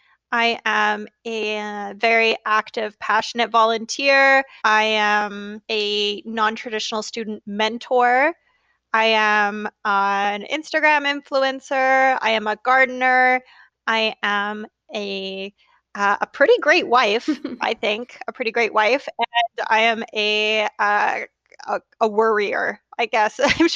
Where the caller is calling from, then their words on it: Vernon, British Columbia, Canada; I'm calling from Vernon, BC in Canada.